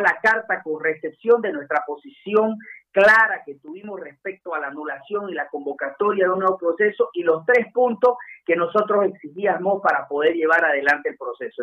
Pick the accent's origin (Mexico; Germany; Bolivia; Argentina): Bolivia; Santa Cruz; a los cruceños